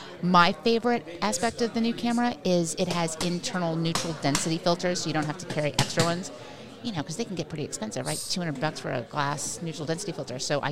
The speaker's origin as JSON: {"language": "English", "town": "New Orleans", "region": "Louisiana", "country": "United States", "tie": "born or raised there", "also_born_or_lived": "Long Island, New York / San Francisco", "moved": "yes", "lives_now": "Austin, United States", "said": "So I was born in Long Island, New York. Grew up in New Orleans, went to college in San Francisco"}